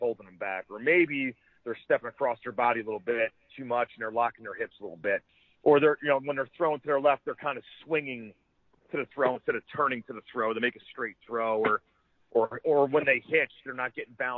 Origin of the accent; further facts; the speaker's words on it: Ocean Township, New Jersey, United States; my next-door neighbor growing up in Ocean Township